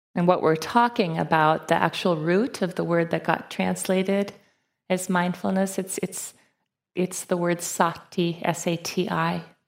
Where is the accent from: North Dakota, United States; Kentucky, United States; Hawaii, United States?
North Dakota, United States; Fargo; I was born and raised in Fargo, North Dakota